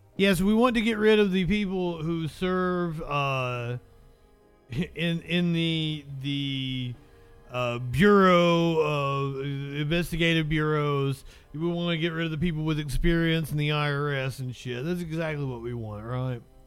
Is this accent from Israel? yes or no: no; Appalachia, United States; I'm an Appalachian